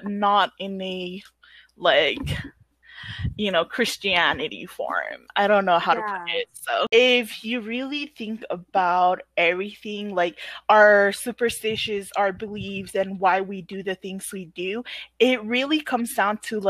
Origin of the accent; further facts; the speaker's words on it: Pohnpei, Micronesia; also born or lived in Chuuk; I was born on Pompeii and I grew up on Pompeii